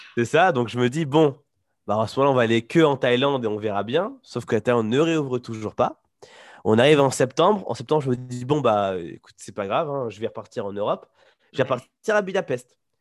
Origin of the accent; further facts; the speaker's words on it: Poitiers, Nouvelle-Aquitaine, France; moved away as an adult; now in Taiwan; je suis de Poitiers de base